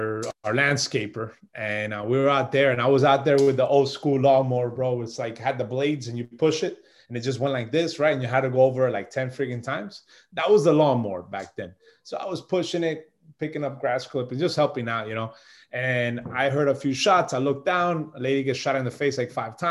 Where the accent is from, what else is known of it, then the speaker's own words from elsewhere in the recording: Colombia; 1980, I was born in Colombia, 1980, December 3rd